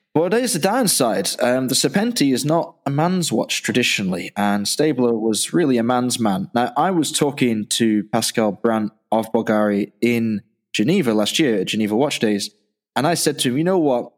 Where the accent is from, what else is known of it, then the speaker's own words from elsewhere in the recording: Manchester, North West England, United Kingdom; moved away; also born or lived in Dublin, Ireland / Yorkshire; a kid growing up in Manchester